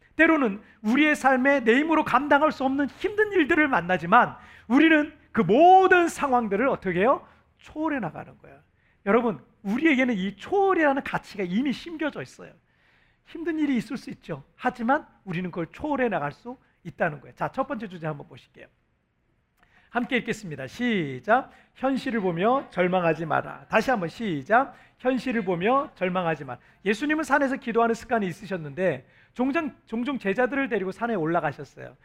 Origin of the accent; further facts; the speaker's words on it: South Korea; now in Cebu, Philippines